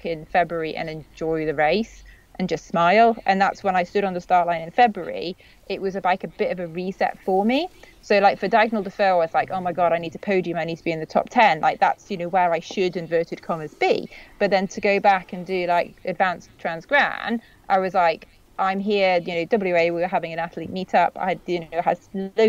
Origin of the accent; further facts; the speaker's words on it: United Kingdom; being a Brit